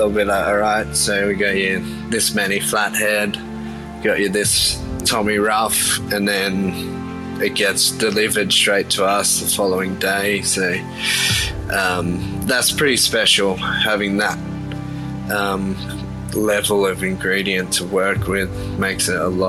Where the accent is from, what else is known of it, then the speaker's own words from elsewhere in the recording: Coffs Harbour, New South Wales, Australia; So I grew up in Coffs Harbour, mid-north coast, New South Wales.